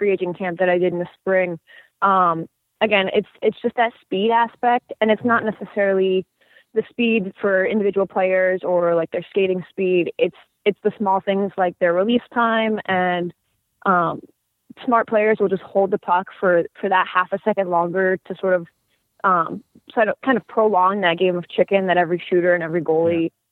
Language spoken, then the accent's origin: English; Westchester County, New York, United States; I grew up in Westchester